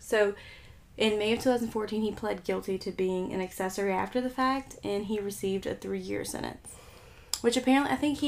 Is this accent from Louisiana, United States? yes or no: yes; Louisiana, United States; we're from Louisiana